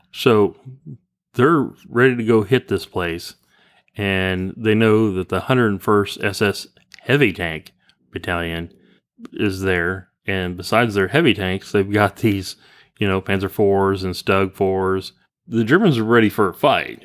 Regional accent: Kansas, United States; we're kinda hicks from the Kansas

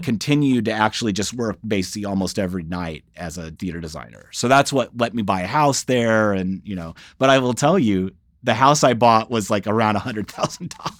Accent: Saint Louis area, rural Illinois, United States; moved away; I grew up in the Saint Louis area, so, but in rural Illinois, about an hour north

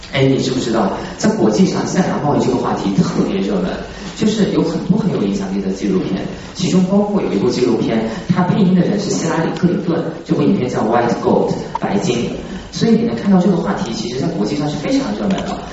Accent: China; 我们中国人

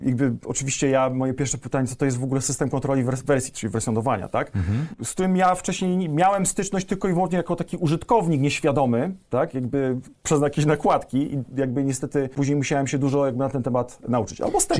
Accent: Gostyń, Greater Poland, Poland; also born or lived in Poznań; Jestem z Wielkopolski, pięknego miasteczka w Wielkopolsce.

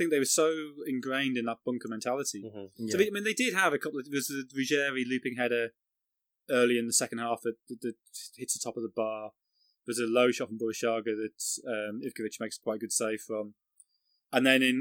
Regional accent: England, United Kingdom; also born or lived in Sunderland; being English

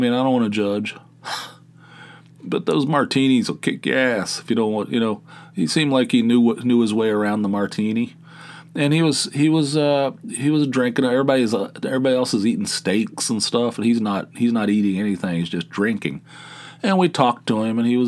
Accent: Dunbar, West Virginia, United States; moved away as an adult; also born or lived in Atlanta, Georgia; Growing up in Dunbar, West Virginia, no access to anything

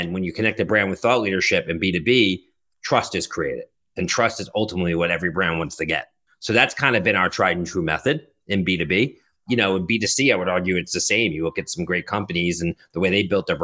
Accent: Philadelphia, Pennsylvania, United States; moved away as an adult; also born or lived in Boston; now in New York, United States; I grew up in Philadelphia

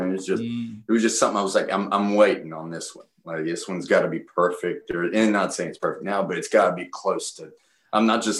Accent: Appalachian Mountains, United States; I was raised in the Appalachian Mountains.

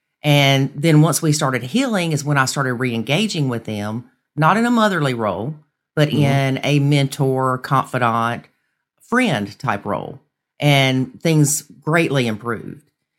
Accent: South Carolina, United States; South Carolina.

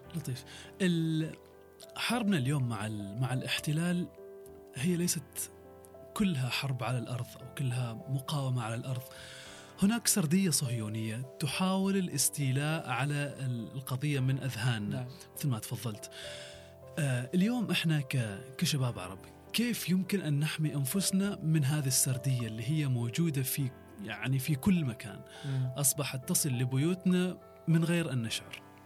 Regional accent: Oman; عندنا في عمان لدى الشباب العماني

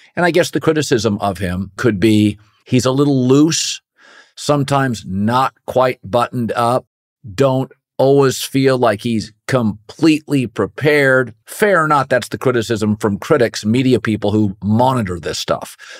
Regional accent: West Coast, United States; where I grew up on the West Coast.

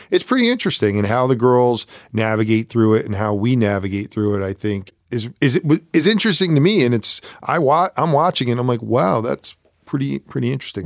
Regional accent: Connecticut, United States; also born or lived in New York; I moved to Connecticut from New York

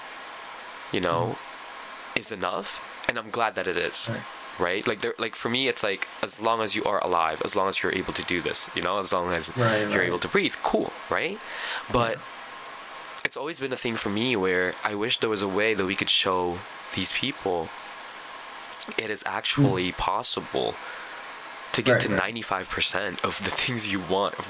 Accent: Philippines; now in Canada; I grew up in the Philippines.

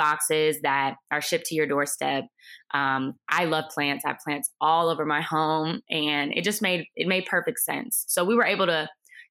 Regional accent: Cleveland, Ohio, United States; I'm originally from Cleveland and I ended up at Ohio State for undergraduate studies

